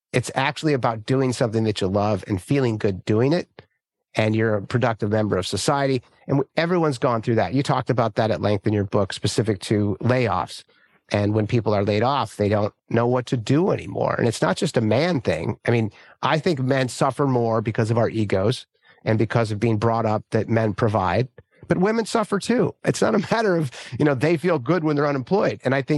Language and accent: English; California, United States; And the people I grew up with here in Northern California, these are hardworking, you know, God-fearing folks, right?